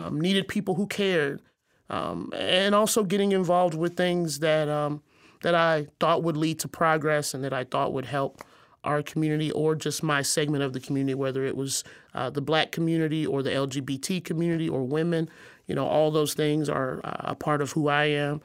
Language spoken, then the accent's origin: English; Arkansas, United States; moved away as an adult; also born or lived in Missouri; now in Quad Cities, United States; I grew up in Arkansas, a very small town